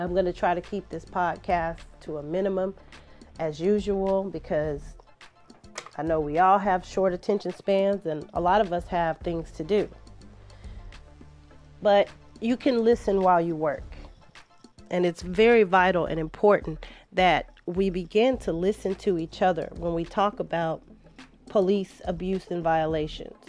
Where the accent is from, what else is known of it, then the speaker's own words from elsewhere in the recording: Shreveport, Louisiana, United States; I'm from Louisiana. I'm from Shreveport